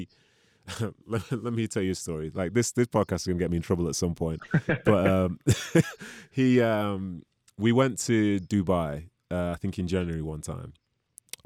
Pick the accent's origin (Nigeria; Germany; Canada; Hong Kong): Nigeria; as a Nigerian